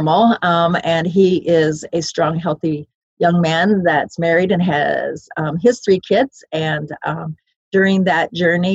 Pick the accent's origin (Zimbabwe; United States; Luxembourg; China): United States; Iowa; moved away; also born or lived in Colorado; it started in Iowa. My parents adopted me July 3rd.